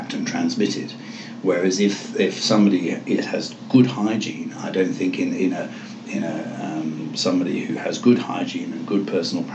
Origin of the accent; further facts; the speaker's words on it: England, United Kingdom; moved away; I come from England.